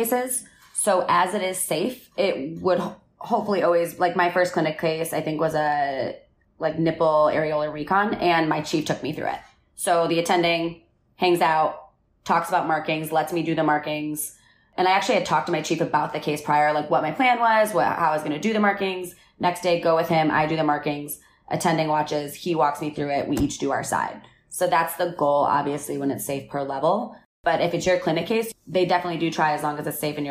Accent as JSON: {"language": "English", "region": "Midwest", "country": "United States", "moved": "yes", "said": "I'm the girl from the Midwest"}